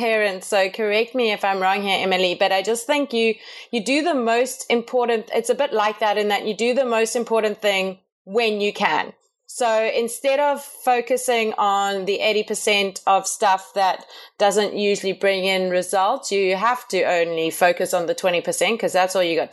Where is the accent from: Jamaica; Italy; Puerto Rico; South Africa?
South Africa; moved away as an adult; also born or lived in Canada; We come from South Africa, in case anyone was wondering what the weird accent is